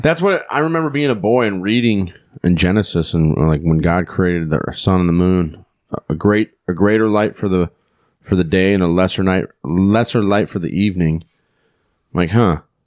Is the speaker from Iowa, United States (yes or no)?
yes; Iowa, United States; we're from here from Iowa